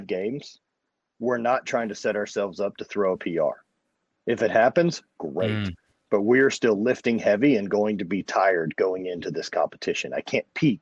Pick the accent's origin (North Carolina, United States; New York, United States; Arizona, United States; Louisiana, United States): Louisiana, United States; growing up in Louisiana